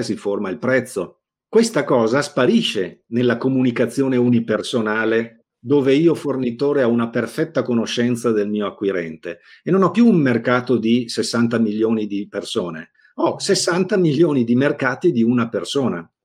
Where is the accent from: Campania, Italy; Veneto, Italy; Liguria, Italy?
Veneto, Italy; Negrar; io sono nato a Negrar, provincia di Verona